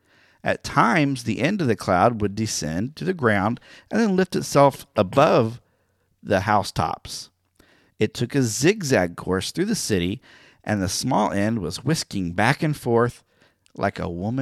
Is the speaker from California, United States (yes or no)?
no; Oklahoma, United States; I'm from Oklahoma, so I know that. We always did land runs on that day. Growing up in school, we did the mock land runs, which is really fun.